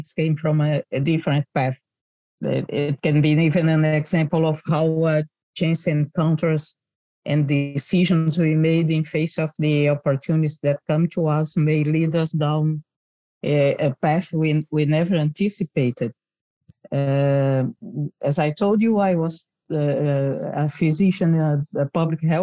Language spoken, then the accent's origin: English; Brazil; moved away as an adult; also born or lived in Netherlands; now in Rotterdam, Netherlands; I'm originally from Brazil and moved to the Netherlands many years ago